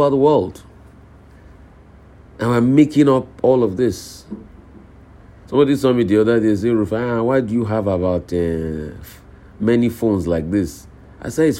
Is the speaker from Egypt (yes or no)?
no; Odogbolu, Ogun State, Nigeria; out there in Odogbolu, my hometown.